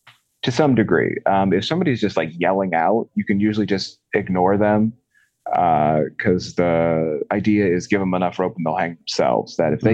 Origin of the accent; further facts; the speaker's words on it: Maryland, United States; I live in Northeast PA. I'm actually originally from Maryland.